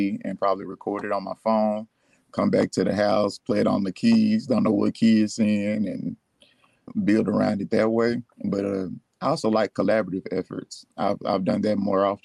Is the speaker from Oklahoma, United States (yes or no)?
no; Florence, Alabama, United States; also born or lived in Nashville, Tennessee; I'm from Florence. I'm from Florence, Alabama.